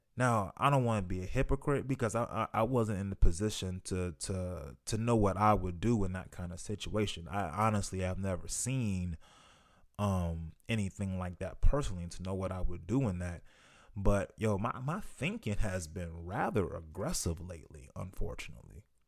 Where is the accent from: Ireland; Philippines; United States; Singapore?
United States; here in the US speaking as a black man